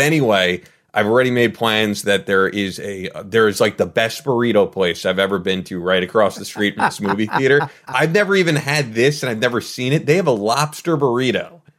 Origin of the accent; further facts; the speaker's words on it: New York, United States; As a New Yorker, I'm like, what are you doing?